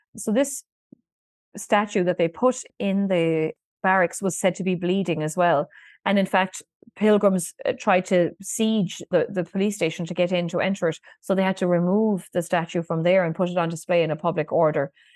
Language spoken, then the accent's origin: English; County Kerry, Munster, Ireland; rural communities where I grew up in Kerry.